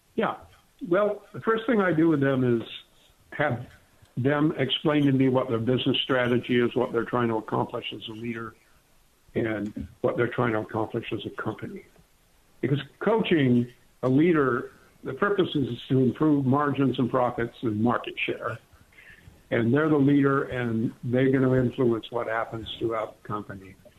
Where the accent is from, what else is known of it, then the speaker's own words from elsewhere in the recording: Clarkston, Michigan, United States; moved away as an adult; also born or lived in England; now in Long Beach, United States; I grew up in Michigan, in a little town called Clarkston, Michigan.